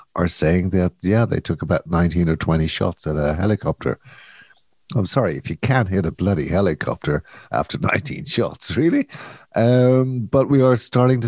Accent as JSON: {"language": "English", "country": "Ireland", "said": "as an Irish person"}